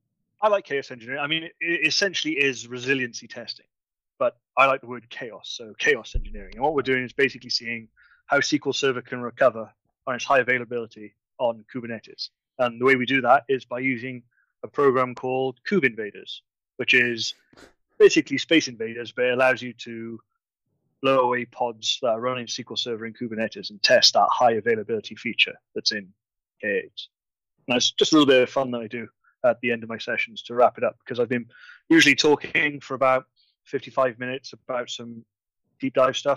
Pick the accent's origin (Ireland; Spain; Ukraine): Ireland; because I'm from Ireland.